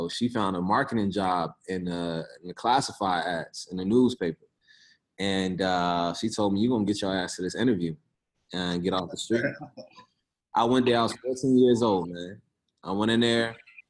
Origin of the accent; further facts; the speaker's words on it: Richmond, Virginia, United States; I'm originally from Richmond, Virginia, South Side. Grew up in the project, South Side, Richmond